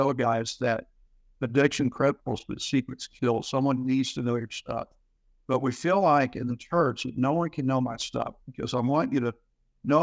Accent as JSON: {"language": "English", "town": "Houston", "region": "Texas", "country": "United States", "tie": "born or raised there", "said": "Came from Houston, was born there, raised there"}